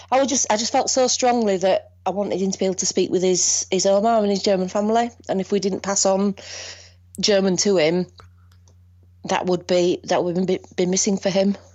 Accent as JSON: {"language": "English", "region": "Northern England", "country": "United Kingdom", "said": "I'm from Northern England, so it's a different setup."}